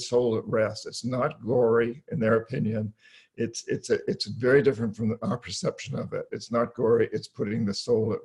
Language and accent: English; New Hampshire, United States; moved away; I grew up in New England, New Hampshire. I come from over 300 years of Yankees in that part of the world